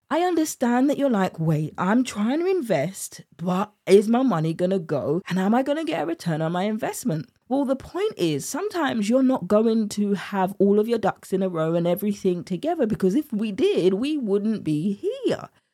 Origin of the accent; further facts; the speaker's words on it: United Kingdom; accent: British; my British accent